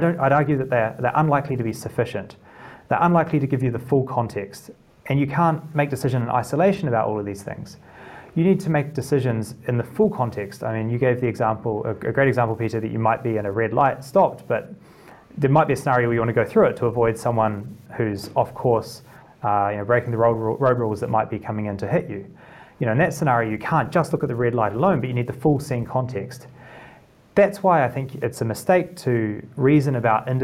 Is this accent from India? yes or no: no; Christchurch, Canterbury, New Zealand; moved away as an adult; also born or lived in Cambridge, United Kingdom; now in United Kingdom; in Christchurch in the South Island